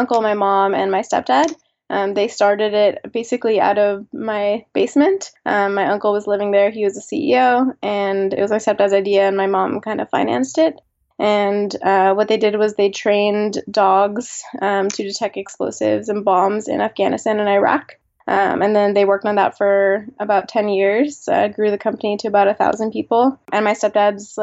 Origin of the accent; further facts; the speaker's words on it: Miami, Florida, United States; moved away as an adult; also born or lived in San Francisco; now in New York, United States; I grew up in Miami and moved to New York when I went to NYU